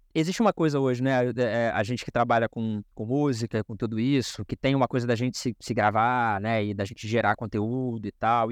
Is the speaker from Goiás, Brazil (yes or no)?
no; Rio de Janeiro, Brazil; first language Portuguese; eu sou de Padre Miguel, sou nascido na Zona Oeste aqui do Rio de Janeiro